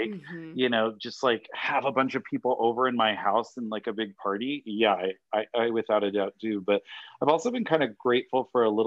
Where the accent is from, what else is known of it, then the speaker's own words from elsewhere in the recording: Rhode Island, United States; moved away as an adult; also born or lived in Boston; now in Los Angeles, United States; So I grew up in the little tiny state of Rhode Island, the smallest state in the union. And I lived there until I graduated high school